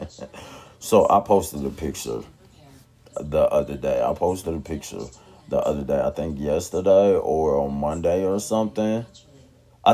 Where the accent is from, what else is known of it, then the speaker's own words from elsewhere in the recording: Tulsa, Oklahoma, United States; my hometown